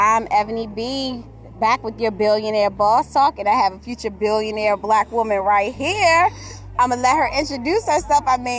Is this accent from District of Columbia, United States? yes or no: yes; Washington, District of Columbia, United States; I'm from Southeast D.C. Right. So I already know how it is. Grew up, born and raised in Southeast.